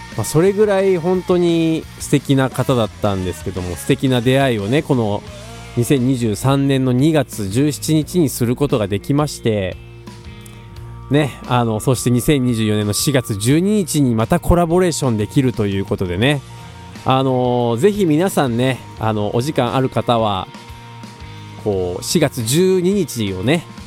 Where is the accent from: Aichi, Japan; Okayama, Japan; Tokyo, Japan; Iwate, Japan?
Aichi, Japan; Tokai; 僕東海市出身のギタリスト